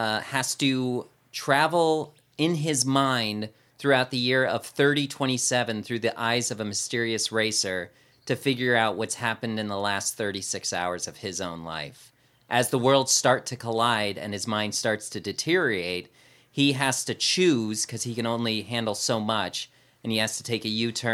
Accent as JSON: {"language": "English", "region": "California", "country": "United States", "tie": "born or raised there", "said": "I'm born and raised in California."}